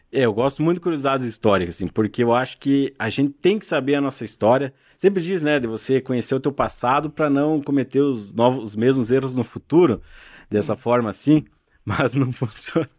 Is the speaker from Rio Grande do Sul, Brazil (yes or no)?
yes; Ibiaçá, Rio Grande do Sul, Brazil; also born or lived in Blumenau, Santa Catarina; now in Caçador, Brazil; Eu sou gaúcho de Ibiaçá, uma cidade pequena